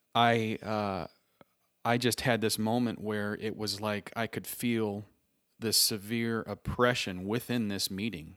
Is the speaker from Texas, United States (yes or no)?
no; Three Oaks, Michigan, United States; moved away as an adult; now in Indianapolis, United States; I was born and raised in Three Oaks, through Oaks, Michigan, about ten minutes off the lake